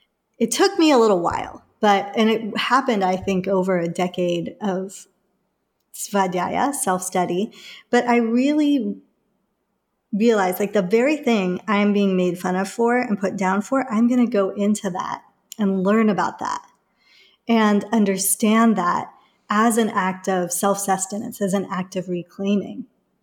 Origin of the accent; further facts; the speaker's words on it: England, United Kingdom; There were firebombings that happened in the neighborhood that I grew up in England.